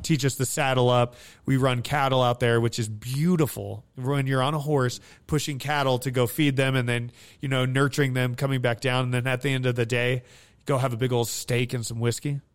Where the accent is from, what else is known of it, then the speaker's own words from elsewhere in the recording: Hawthorne, Nevada, United States; also born or lived in Fernley, Nevada; I grew up in Hawthorne, Nevada